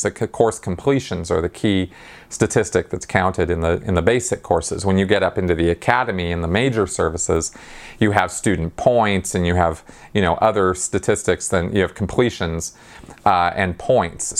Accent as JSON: {"language": "English", "town": "Pasadena", "region": "California", "country": "United States", "tie": "born or raised there", "said": "I grew up around the Pasadena Mission"}